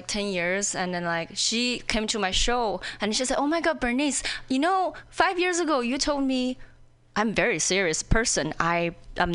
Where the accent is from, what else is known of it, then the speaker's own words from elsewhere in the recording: China; English is a second language; moved away as an adult; also born or lived in Indiana, United States; now in Seattle, United States; when I was in China